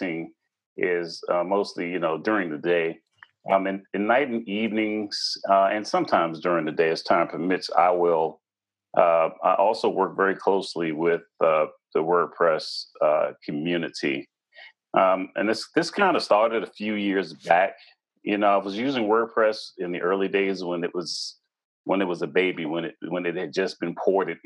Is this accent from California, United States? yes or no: no; Washington, District of Columbia, United States; I was born and raised in the Washington, D.C. metropolitan area.